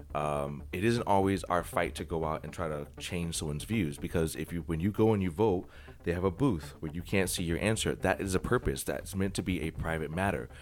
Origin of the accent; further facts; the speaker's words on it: United States; I love being American